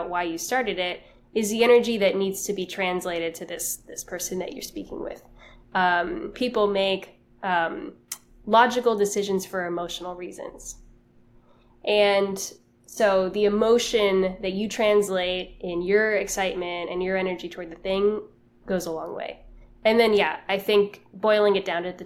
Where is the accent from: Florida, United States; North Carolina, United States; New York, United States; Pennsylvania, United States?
Florida, United States; Miami; moved away; I'm from Miami. I moved back home